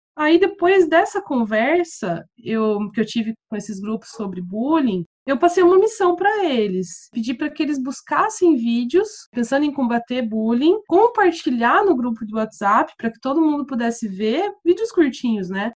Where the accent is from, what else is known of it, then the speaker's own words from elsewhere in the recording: Curitiba, Paraná, Brazil; moved away as an adult; also born or lived in Goiás; now in Seville, Spain; morei em Curitiba quase minha vida inteira, então meu sotaque ainda me entrega